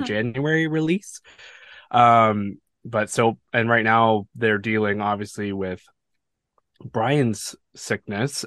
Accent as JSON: {"language": "English", "country": "Canada", "said": "I'm Canadian"}